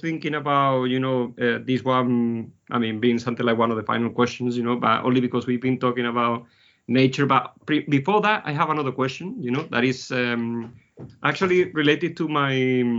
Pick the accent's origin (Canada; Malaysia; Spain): Spain; moved away; I was in Spain in the 80s because I'm originally from Spain.